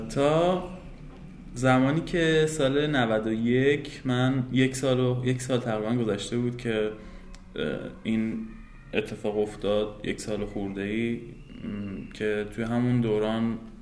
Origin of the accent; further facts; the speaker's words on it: Tehran, Tehran Province, Iran; also born or lived in Karaj, Iran; متولد تهرانم